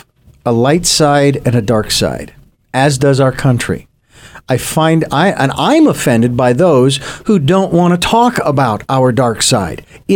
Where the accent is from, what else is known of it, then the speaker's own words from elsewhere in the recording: United States; I was born in the United States of America.